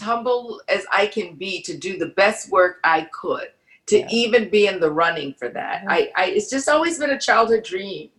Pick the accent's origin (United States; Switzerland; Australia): United States; Baton Rouge, Louisiana; I'm from Louisiana